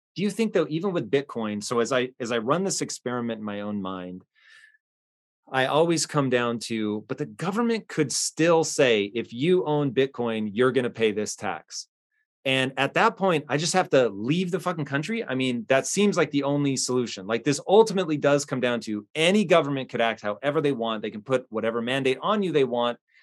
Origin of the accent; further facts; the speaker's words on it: United States; as an American